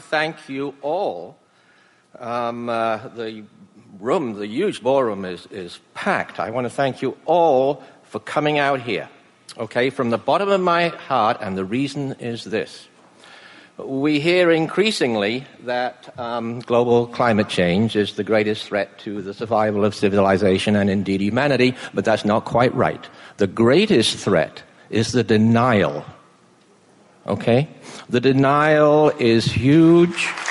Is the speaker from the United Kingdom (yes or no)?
yes; England, United Kingdom; now in British Columbia, Canada; when I was a boy growing up in England